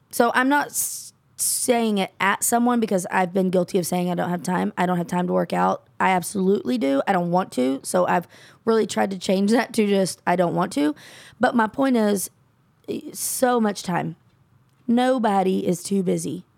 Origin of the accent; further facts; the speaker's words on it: Texas, United States; also born or lived in Gulfport, Mississippi; I'm from Texas, born, raised. I will never leave